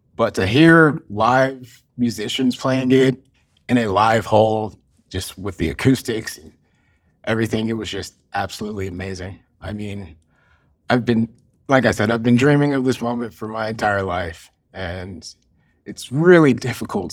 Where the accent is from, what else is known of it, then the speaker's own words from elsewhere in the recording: Cincinnati, Ohio, United States; I was, uh, born and raised in Cincinnati, Ohio